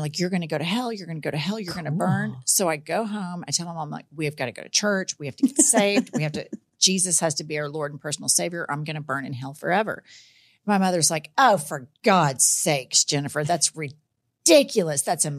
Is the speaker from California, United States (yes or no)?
no; Oklahoma City, Oklahoma, United States; also born or lived in Dallas, Texas; I was born in Dallas, moved to Oklahoma when I was around 8.